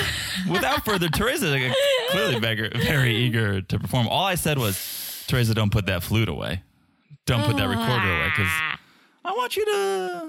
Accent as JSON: {"language": "English", "country": "Czechia", "accent": "Czech"}